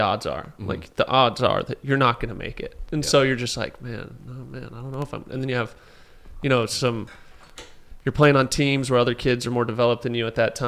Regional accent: Anaheim, California, United States; moved away as an adult; also born or lived in Cincinnati; I grew up in Anaheim

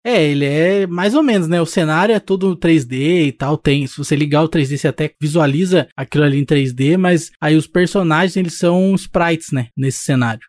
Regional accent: Brazil; a gente é do Brasil

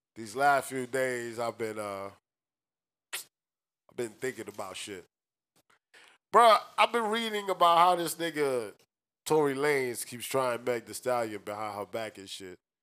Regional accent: New York City, New York, United States; now in Orlando, United States; When we were growing up in New York City, we used to live on the fifth floor.

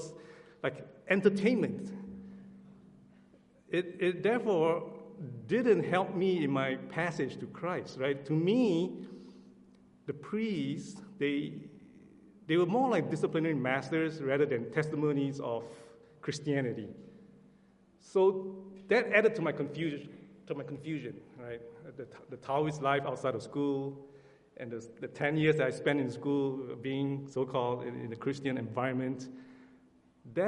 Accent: Singapore; moved away; I'm from Singapore

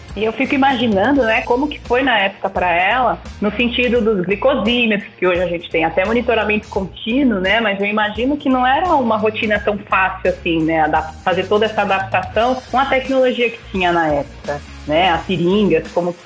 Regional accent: Barueri, São Paulo, Brazil; Eu sou de São Paulo, de Barueri

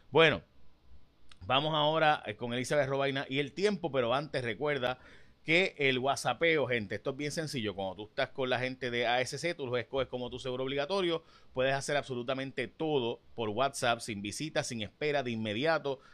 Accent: San Lorenzo, Puerto Rico; Faeli López era mi vecino del frente eh, cuando niño, ¿no? Este, cuando era niño allá en Jaguar de San Lorenzo, literalmente vivía al frente

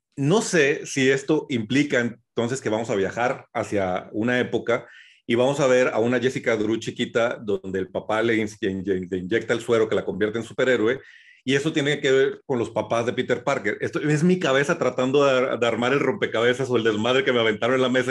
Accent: Mexico

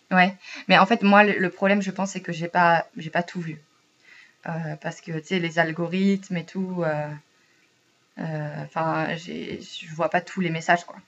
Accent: France; moved away as an adult; now in Sweden; comme on est français

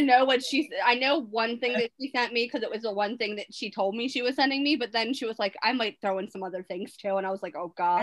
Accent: Baltimore, Maryland, United States; Dana and I were born and raised in Baltimore

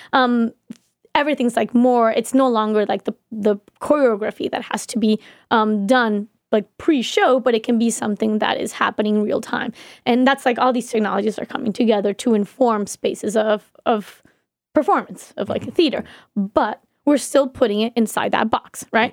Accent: Colombia; moved away

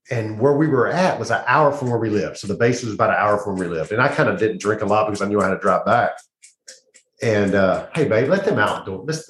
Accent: Cajun, Louisiana, United States; I'm Cajun

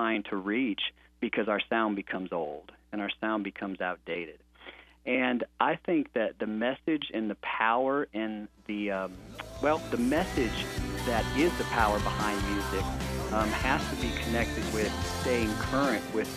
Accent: St. Louis, Missouri, United States; I grew up in St. Louis, Missouri

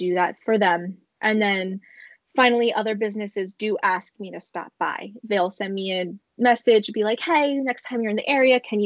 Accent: Bucks County, Pennsylvania, United States; I'm born and raised in Bucks County

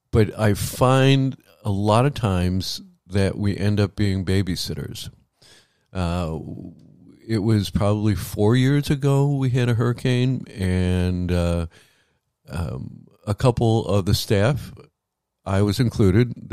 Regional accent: Midwest, United States; growing up in the Midwest, I dealt with tornadoes, uh

